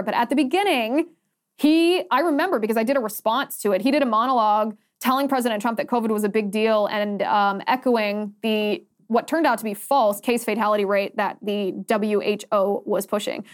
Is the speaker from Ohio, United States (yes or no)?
yes; Ohio, United States; Ohio is my home state